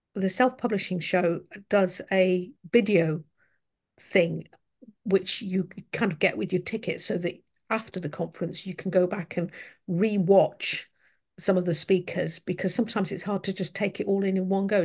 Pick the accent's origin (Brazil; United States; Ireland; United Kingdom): United Kingdom; as a British person